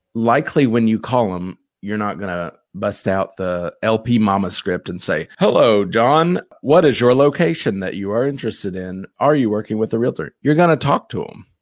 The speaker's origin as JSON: {"language": "English", "town": "Louisville", "region": "Kentucky", "country": "United States", "also_born_or_lived": "Ohio", "said": "I'm from Louisville"}